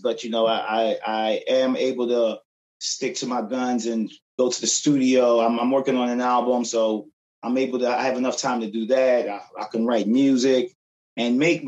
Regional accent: Philadelphia, Pennsylvania, United States; also born or lived in Brooklyn, New York / Glenside, Pennsylvania; I end up coming to Philadelphia around eight years, well, around eight years old, and um, been in Philly. Did most of my growing up in Philly, um, my childhood

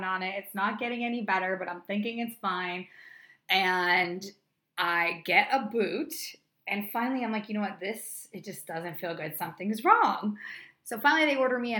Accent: New Hampshire, United States; moved away as an adult; now in Los Angeles, United States; I was literally known as the runner in my hometown back in New Hampshire

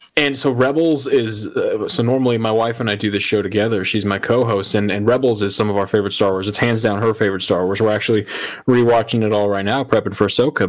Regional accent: Colorado, United States; moved away as an adult; now in Florida, United States; I'm originally from Colorado.

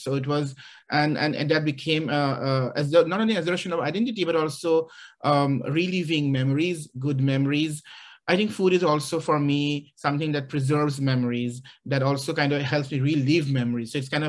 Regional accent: Guwahati, Assam, India; now in Athens, Georgia, United States; I have grown up in a very big family, even though I grew up in Guwahati, which is a largest city in Assam. But a lot of the time I spent in the villages where we had at least 30 people living in the same house

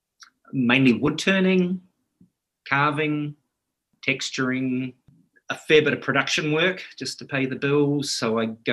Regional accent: New Zealand; moved away; We're a much younger European settlement in New Zealand.

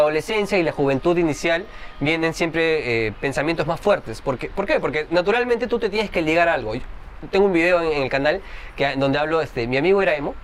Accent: Trujillo, La Libertad, Peru; Yo también no soy de Lima, por cierto, soy de Trujillo

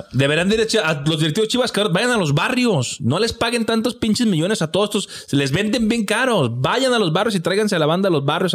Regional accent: Mexico; tenemos un estigma como, como mexicanos, como cultura

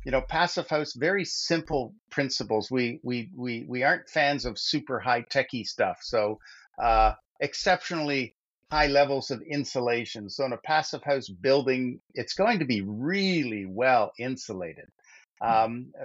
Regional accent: King City, Ontario, Canada; where I grew up in King City, north of Toronto

